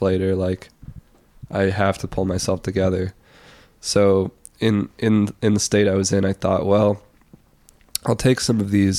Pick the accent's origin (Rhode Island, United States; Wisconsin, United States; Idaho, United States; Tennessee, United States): Wisconsin, United States; La Crosse; moved away as an adult; also born or lived in New York City; right downtown in La Crosse